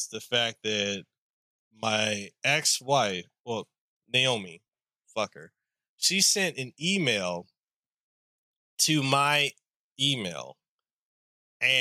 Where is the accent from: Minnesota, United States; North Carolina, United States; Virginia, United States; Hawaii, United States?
Hawaii, United States; I'm local. I am Hawaiian, Samoan, Tongan, as well as black and Italian